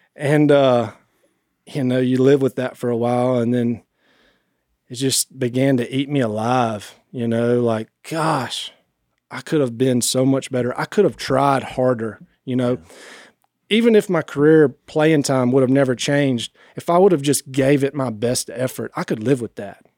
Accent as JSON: {"language": "English", "town": "Rayville", "region": "Louisiana", "country": "United States", "tie": "born or raised there", "said": "I was raised right here in Northeast Louisiana."}